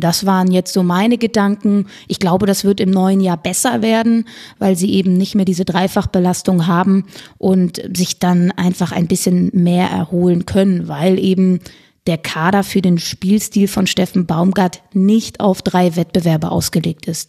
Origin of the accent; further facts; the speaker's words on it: Cologne, North Rhine-Westphalia, Germany; als gebürtige Kölnerin